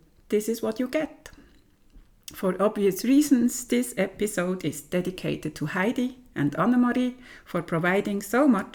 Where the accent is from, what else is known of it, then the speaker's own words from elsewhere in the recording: German-speaking part of Switzerland, German-speaking Switzerland, Switzerland; I come from the German-speaking part of Switzerland